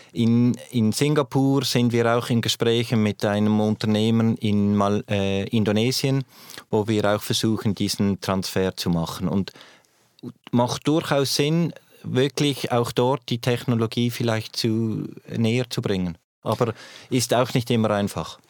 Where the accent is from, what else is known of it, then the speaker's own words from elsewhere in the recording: Switzerland; als Schweizer